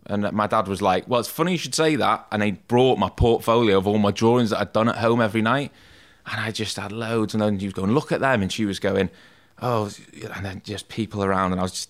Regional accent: Rhyl, Wales, United Kingdom; Yeah, well, I'm from North Wales, which is probably about 45 minutes down the road from here. Lived in a place just outside of... Have you ever heard of Rhyl?

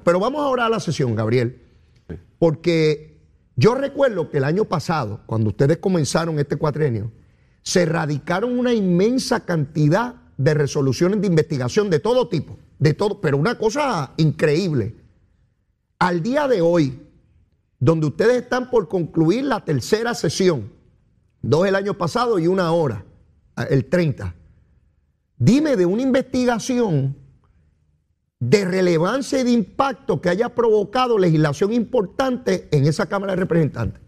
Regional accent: Puerto Rico; como grandes puertorriqueños

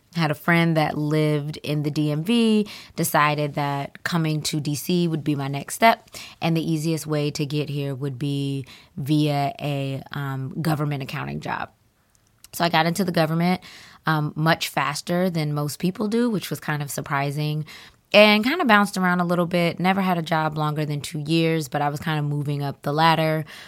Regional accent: Atlanta, Georgia, United States; moved away; I'm originally from Atlanta

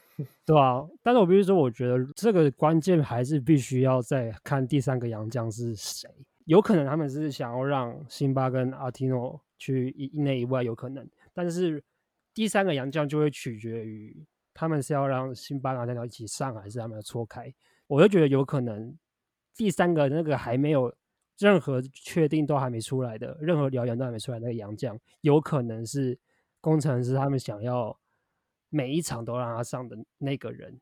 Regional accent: Tainan, Taiwan; 我小时候在台南的印象就跟 James 一样

